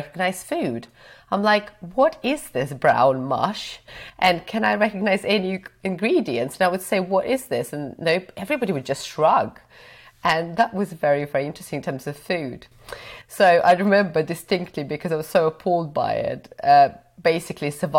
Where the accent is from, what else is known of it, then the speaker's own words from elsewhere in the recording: Belarus; also born or lived in Cambridge, United Kingdom; now in United Kingdom; So I grew up in Belarus, so I wasn't born in the UK.